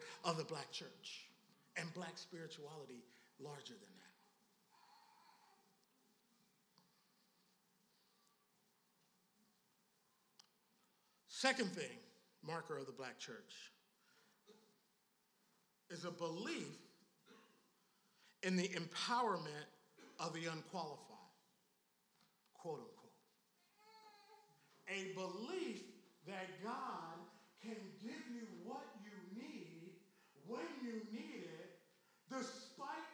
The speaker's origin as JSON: {"language": "English", "town": "Philadelphia", "region": "Pennsylvania", "country": "United States", "said": "I'm from Philly"}